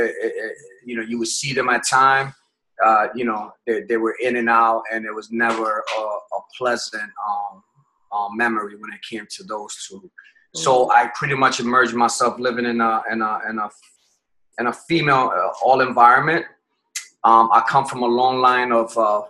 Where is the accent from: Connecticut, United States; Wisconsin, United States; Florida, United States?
Connecticut, United States; moved away as an adult; also born or lived in Puerto Rico / Massachusetts / Bronx, New York; I was born in Puerto Rico, but raised in Connecticut